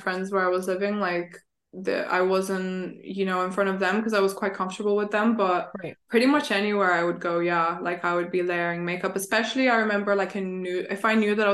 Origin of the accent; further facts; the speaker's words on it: Bulgaria; moved away; I'm back home because I'm originally from Bulgaria. So like I go back